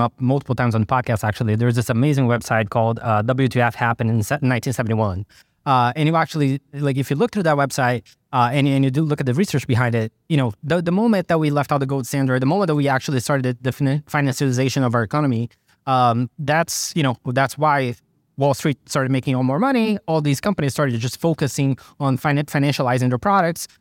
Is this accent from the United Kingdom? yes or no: no; Brazil; now in United States; I grew up in Brazil